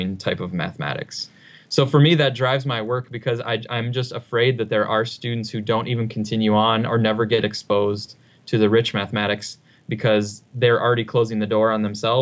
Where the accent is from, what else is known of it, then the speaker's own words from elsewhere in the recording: Upper Peninsula of Michigan, United States; I grew up in the Upper Peninsula of Michigan on a farm